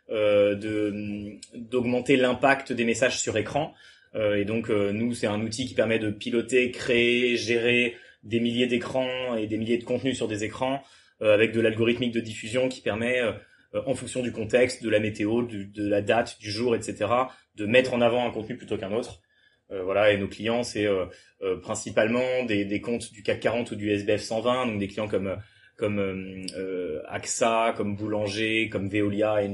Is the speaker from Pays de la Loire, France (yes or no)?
yes; Le Mans, Pays de la Loire, France; moved away as an adult; now in Toulouse, France; Euh, j'ai... Donc moi je viens du Mans, ensuite j'ai fait, j'ai fait prépa au Mans